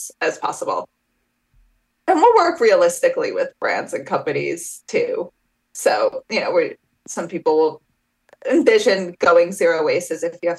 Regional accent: New York City, New York, United States; I grew up in New York City, so I grew up around some people whose families were aligned with it.

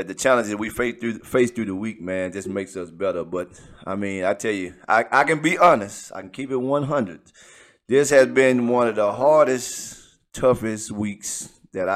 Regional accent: Grapeland, Texas, United States; I'm from Grapeland

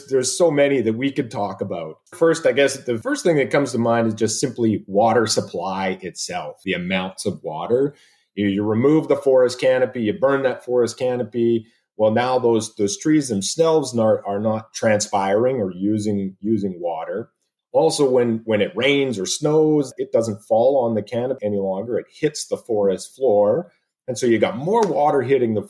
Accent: Sherwood Park, Alberta, Canada; moved away as an adult; also born or lived in British Columbia; now in Oregon, United States; I'm an Alberta boy. I was born and raised in Sherwood Park and went to the University of Alberta

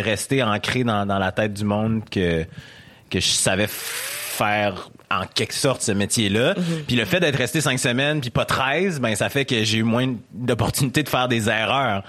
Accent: Quebec City, Quebec, Canada; accent: Québécois; je viens de Québec, j'ai été élevé par des, par des Blancs, j'ai un accent quote, quote québécois, euh, j'ai été éduqué et élevé

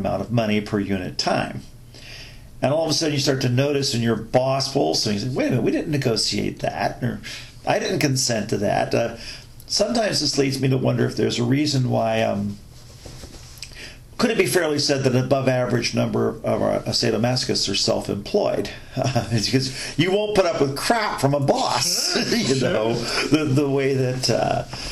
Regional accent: United States

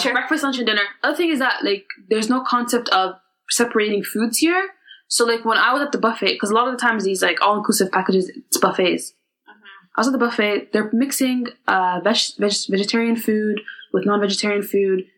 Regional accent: Canada; moved away as an adult; now in United Kingdom; Came from the UK, but I'm from Canada. I was born in Canada.

